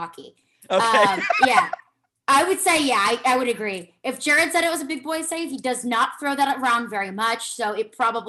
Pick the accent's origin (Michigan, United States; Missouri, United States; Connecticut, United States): Missouri, United States; St. Louis; moved away; St. Louis. I was born and raised in St. Louis.